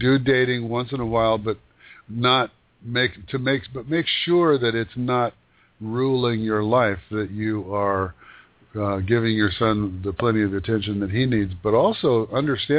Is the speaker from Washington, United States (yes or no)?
yes; Yakima Valley, Washington, United States; moved away as an adult; I grew up in a desert. I grew up in the Yakima Valley, which is like a desert